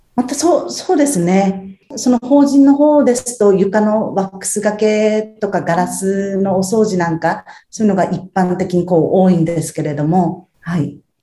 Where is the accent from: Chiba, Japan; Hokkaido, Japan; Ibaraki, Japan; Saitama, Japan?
Ibaraki, Japan; Tsuchiura; 生まれも育ちも茨城県の土浦市ですね